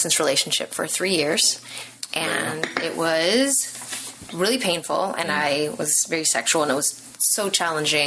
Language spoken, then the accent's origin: English; Los Angeles, California, United States; I'm born and raised in Los Angeles.